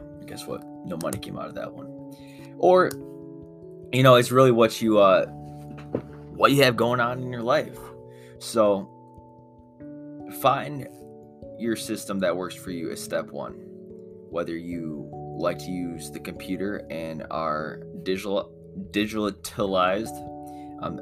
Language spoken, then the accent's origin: English; United States; I'm American